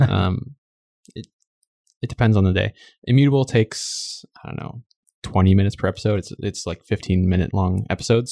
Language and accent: English; Minnesota, United States; now in San Francisco, United States; I'm actually from Minnesota, which is in the Midwest of the U S